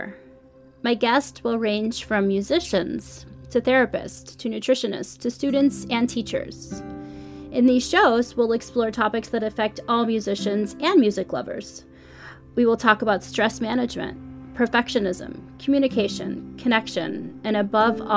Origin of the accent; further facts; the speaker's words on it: Chicago, Illinois, United States; now in San Francisco Bay Area, United States; I'm originally from the Chicago area, but now I reside in the Bay Area of San Francisco